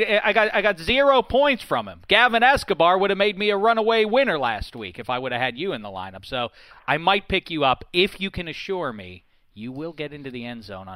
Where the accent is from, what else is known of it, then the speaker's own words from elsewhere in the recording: Pittsburgh, Pennsylvania, United States; I'm from Pittsburgh, you see